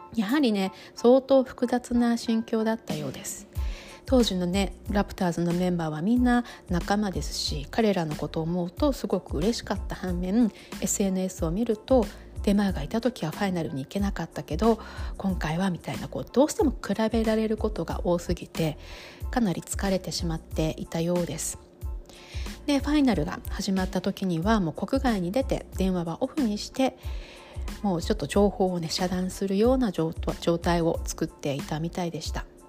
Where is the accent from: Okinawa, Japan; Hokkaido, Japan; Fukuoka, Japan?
Hokkaido, Japan; Sapporo; moved away as an adult; also born or lived in Toronto, Canada; now in New York, United States; 私はもうずっとあの札幌出身ですし